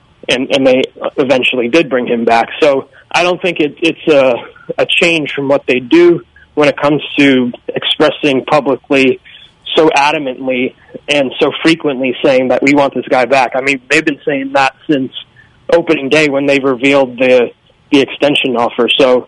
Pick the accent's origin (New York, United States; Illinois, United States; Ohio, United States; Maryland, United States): New York, United States; Bronx; When I grew up in the Bronx, and I remember several times that Jeter was booed